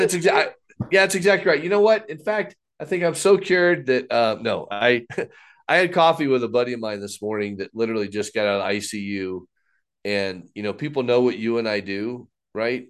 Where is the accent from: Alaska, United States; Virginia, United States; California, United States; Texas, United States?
Texas, United States; also born or lived in Fort Wayne, Indiana, United States; growing up in Indiana, moved to Texas in fourth grade